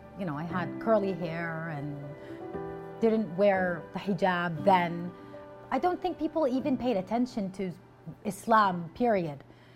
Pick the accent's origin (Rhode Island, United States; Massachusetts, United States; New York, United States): Rhode Island, United States; also born or lived in Kuwait; I was born in Kuwait. I moved to Rhode Island when I was 12. Growing up in Rhode Island, when I first came here, it was a little bit of a culture shock.